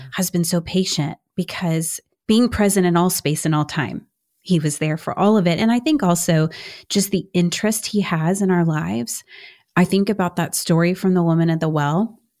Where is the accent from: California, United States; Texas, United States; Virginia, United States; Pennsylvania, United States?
Texas, United States; Houston; I'm from Houston, H Town